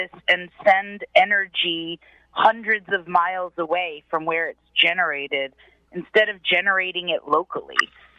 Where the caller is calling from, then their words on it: Peekskill, New York, United States; I'm calling from Peekskill, New York.